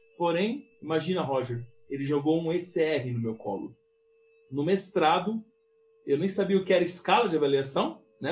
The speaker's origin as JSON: {"language": "Portuguese", "region": "São Paulo", "country": "Brazil", "also_born_or_lived": "Porto Alegre", "moved": "as an adult", "said": "eu sendo paulista"}